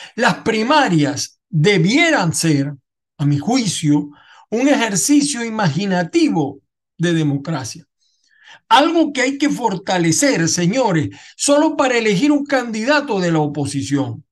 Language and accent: Spanish; Aragua, Venezuela; moved away; also born or lived in Zulia; yo nací en Aragua y mi equipo son los Tigres de Aragua